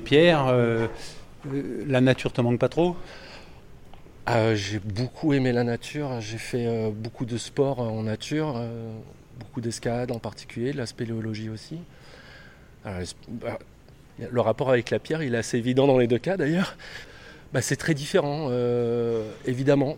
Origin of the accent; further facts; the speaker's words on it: Lozère, Occitania, France; also born or lived in south of France; now in Paris, France; Je suis originaire de Lozère